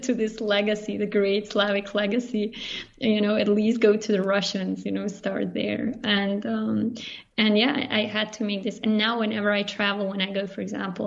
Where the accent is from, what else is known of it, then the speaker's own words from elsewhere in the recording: Banja Luka, Republika Srpska, Bosnia & Herzegovina; English is a second language; moved away as an adult; also born or lived in Zagreb, Croatia / Barcelona, Spain / Prague, Czech Republic; now in Zurich, Switzerland; we were in Bosnia and the war started, and we stayed there. And I grew up in Banja Luka, which is it's a city in northern Bosnia